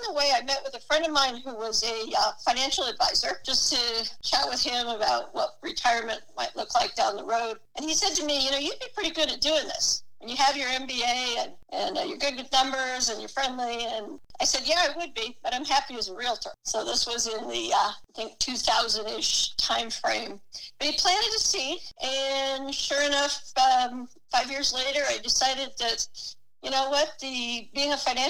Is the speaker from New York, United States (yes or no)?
no; San Jose, California, United States; also born or lived in San Francisco; I was born in San Jose